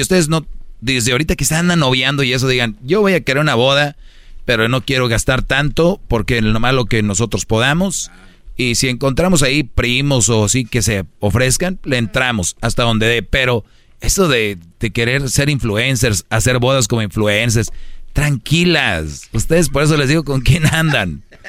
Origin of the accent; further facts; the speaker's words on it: Monterrey, Nuevo León, Mexico; Yo soy de Monterrey